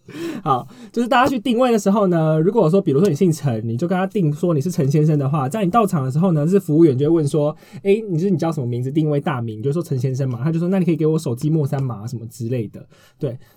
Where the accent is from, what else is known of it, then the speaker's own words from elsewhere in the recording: southern Taiwan, Taiwan; 我南部人呢，就是有点